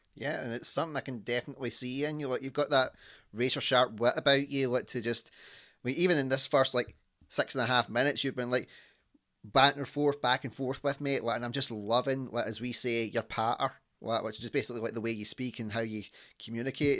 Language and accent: English; Scotland, United Kingdom; accent: Scottish; my accent from Scotland